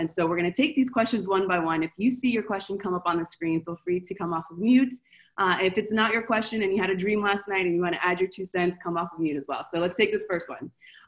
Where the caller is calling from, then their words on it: Argentina; So I'm calling from Argentina.